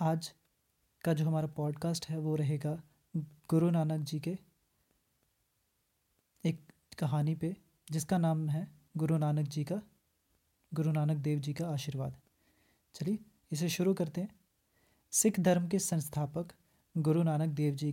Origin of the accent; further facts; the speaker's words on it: Jammu and Kashmir, India; और मैं जम्मू कश्मीर से हूं तो ग्रेजुएशन कंप्लीट किया है अभी बीएड कर रहा हूं